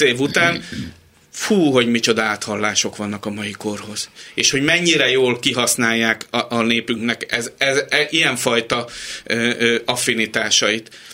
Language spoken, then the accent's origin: Hungarian; Hungary; magyarok vagyunk